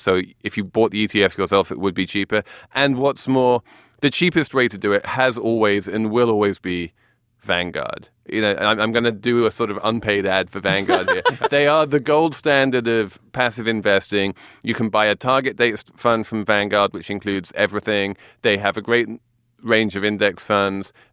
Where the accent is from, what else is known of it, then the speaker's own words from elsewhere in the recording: England, United Kingdom; moved away; I'm English